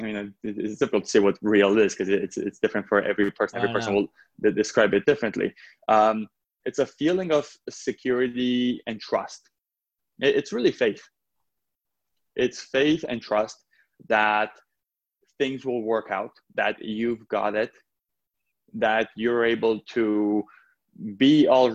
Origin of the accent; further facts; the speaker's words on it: Romania; moved away; I was born in Romania, and it was right after communism